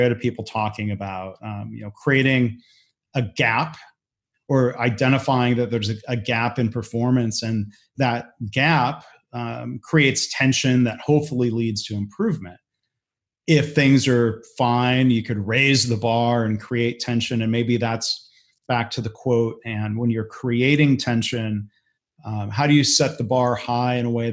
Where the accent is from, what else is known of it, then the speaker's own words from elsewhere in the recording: Detroit, Michigan, United States; growing up in the Detroit area in the 80s